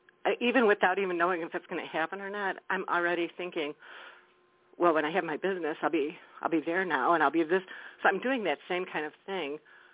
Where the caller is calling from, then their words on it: Wisconsin, United States; Hi, Claire Candy. … from Wisconsin.